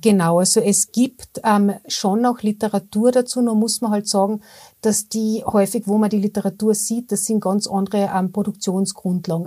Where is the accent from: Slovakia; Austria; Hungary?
Austria; bei uns in Österreich